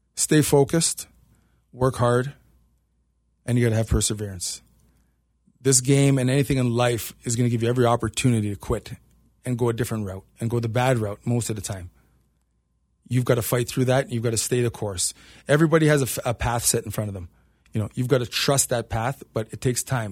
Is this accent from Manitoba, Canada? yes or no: no; Toronto, Ontario, Canada; moved away as an adult; now in Cincinnati, United States; I'm from Toronto, so hockey is our sport